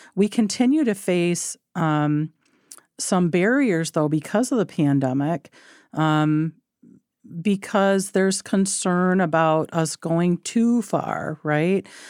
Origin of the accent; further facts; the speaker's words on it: Michigan, United States; I was born in Michigan, grew up in Michigan, uh, came from rural Michigan